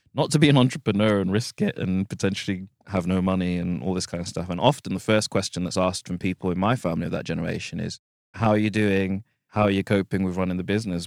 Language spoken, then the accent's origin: English; United Kingdom; being black British